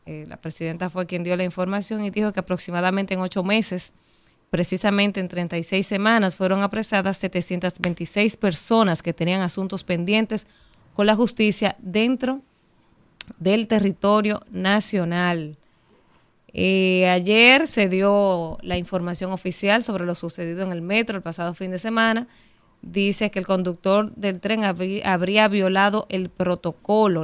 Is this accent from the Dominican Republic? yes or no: yes; Dominican Republic; nosotros los dominicanos